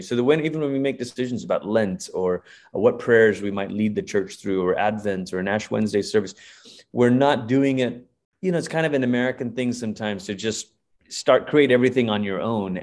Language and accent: English; Malaysia; now in United States; I am originally from Malaysia